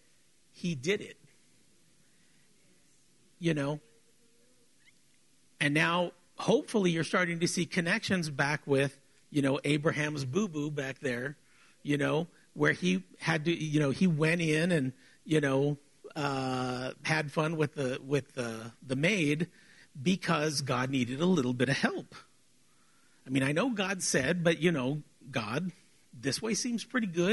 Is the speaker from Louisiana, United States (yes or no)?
no; South Texas, United States; we're South Texan